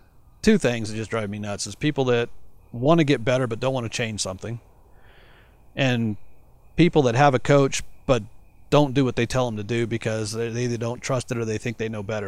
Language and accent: English; Colorado, United States; also born or lived in Arizona; even though I lived in Arizona, I came from Colorado